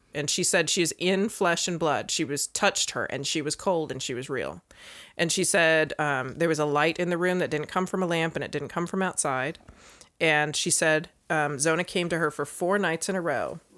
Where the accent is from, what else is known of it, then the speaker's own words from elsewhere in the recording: Northern Virginia, United States; I grew up in Virginia, but, like, Northern Virginia